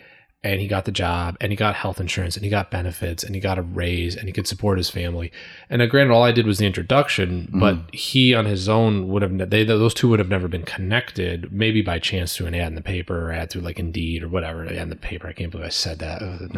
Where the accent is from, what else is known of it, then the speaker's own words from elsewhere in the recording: Woodbury, United States; We grew up in Woodbury together.